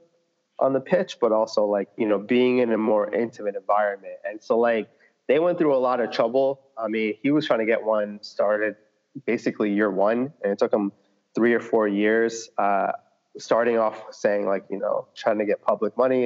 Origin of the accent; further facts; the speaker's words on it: Flemington, New Jersey, United States; moved away as an adult; also born or lived in New York; now in Atlanta, United States; I grew up in Central Jersey, like right, town called Flemington.